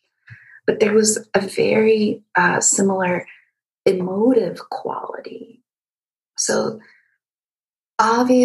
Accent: Egypt; moved away; I was born and raised in Egypt

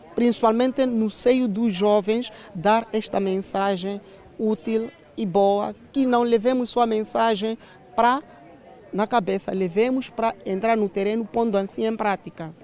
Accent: Cabo Delgado, Mozambique; Eu estou na província de Cabo Delgado, eh, na diocese de Pemba

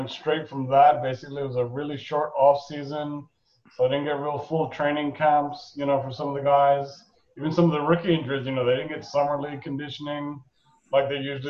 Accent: New York, United States; accent: New York accent; moved away as an adult; now in Florida, United States; I'm originally from New York

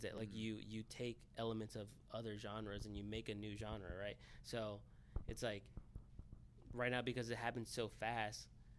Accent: Ohio, United States; See, I grew up in Ohio

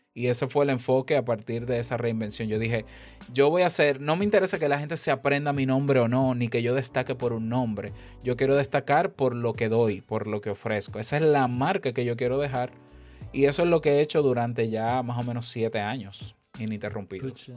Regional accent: Honduras; aquí en mi país

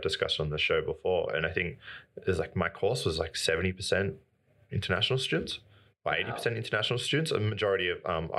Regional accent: Wollongong, New South Wales, Australia; I grew up in a regional area of Australia. I grew up in Wollongong

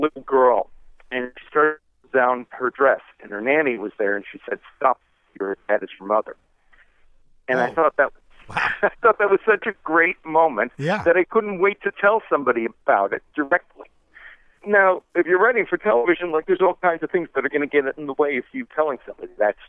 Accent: New York City, New York, United States; I'm from New York City, and I grew up in the 1970s

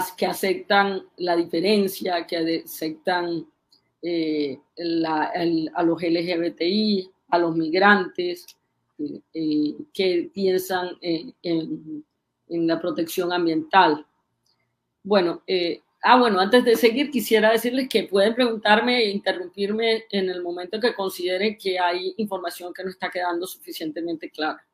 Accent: Colombia; ¿Cómo somos los colombianos?

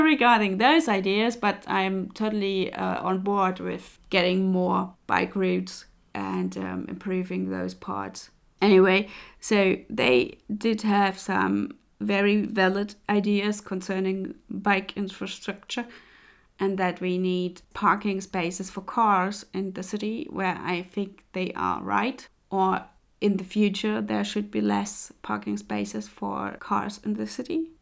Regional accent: Leipzig, Saxony, Germany; moved away; Leipzig, by the way, is my hometown

